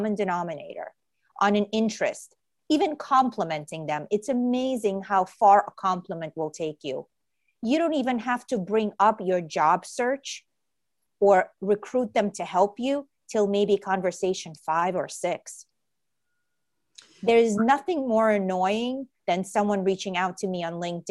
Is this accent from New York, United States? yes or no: yes; New York City, New York, United States; also born or lived in Ukraine; I came to New York City. I grew up in New York City when I was 7 years old. And my family is an immigrant family, and we emigrated from Ukraine.